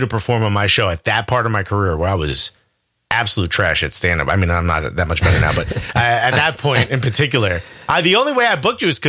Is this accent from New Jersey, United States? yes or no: yes; Newark, New Jersey, United States; Born and raised in Newark. N-O-R-K. I'm from North Newark.